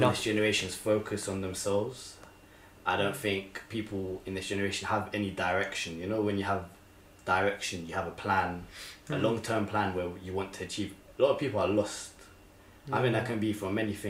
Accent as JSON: {"language": "English", "region": "England", "country": "United Kingdom", "said": "Being English"}